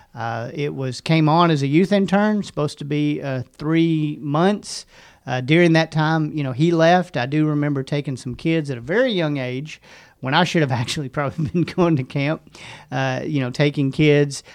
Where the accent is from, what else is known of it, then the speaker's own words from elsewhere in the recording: Hot Springs, Arkansas, United States; also born or lived in Benton, Arkansas; I grew up in Hot Springs, and I went to Lake Hamilton High School all the way up until my senior year, and then I moved to Benton and graduated from Benton High School